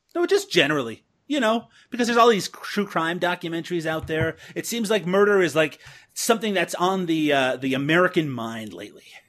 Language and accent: English; Canada; Canadians like myself have a reputation for wearing a lot of denim